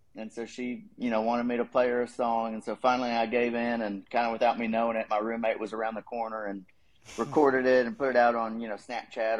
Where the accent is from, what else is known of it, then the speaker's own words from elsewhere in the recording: Dallas-Fort Worth area, Texas, United States; moved away as an adult; also born or lived in College Station, Texas; now in Nashville, United States; I grew up in the Dallas-Fort Worth area, like Garland, Plano area, so lived there for a while.